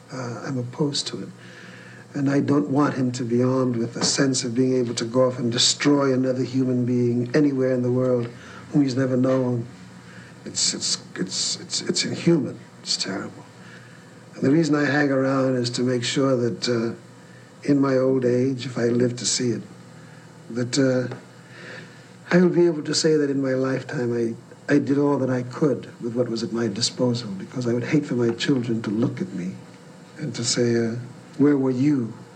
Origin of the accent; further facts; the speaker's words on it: New York City, New York, United States; also born or lived in West Indies; I grew up in Harlem. I grew up not only with racism and segregation in America, but I grew up in the West Indies, uh, under colonialism